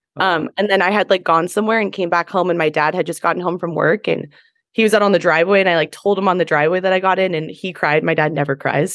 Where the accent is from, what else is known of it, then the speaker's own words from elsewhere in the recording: Pleasanton, California, United States; I am originally from the Bay Area, from Pleasanton, which is the East Bay